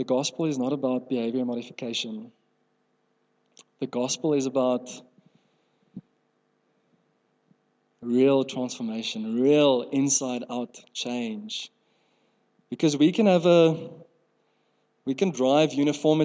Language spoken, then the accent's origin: English; South Africa; first language Afrikaans; English is a second language; I grew up in Afrikaans home.